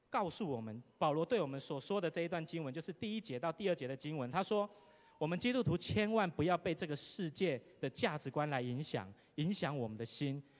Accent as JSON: {"language": "Chinese", "country": "Taiwan", "said": "我们都是台湾人"}